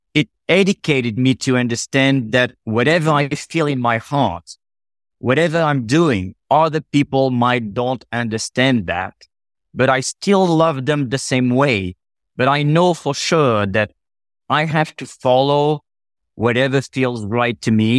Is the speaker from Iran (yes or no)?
no; France; moved away as an adult; now in Las Vegas, United States; I grew up in France. My family is from Portugal, from a very small village in Portugal.